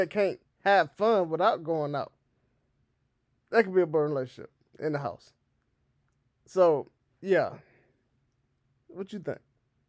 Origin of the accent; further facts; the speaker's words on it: the South, United States; accent: Southern; now in Kansas City, United States; I don't have my southern accent no more. I've been to Kansas City way too long now.